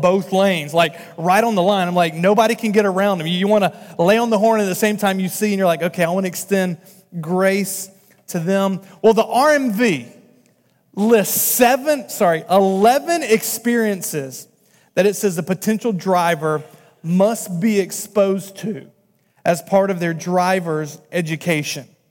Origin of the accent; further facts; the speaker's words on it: North Carolina, United States; moved away as an adult; now in Massachusetts, United States; I'm from North Carolina